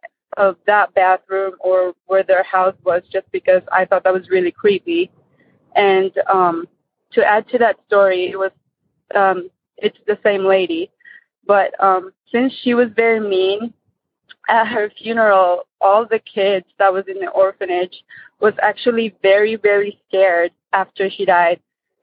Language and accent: English; Michigan, United States; also born or lived in Philippines; I'm from Michigan.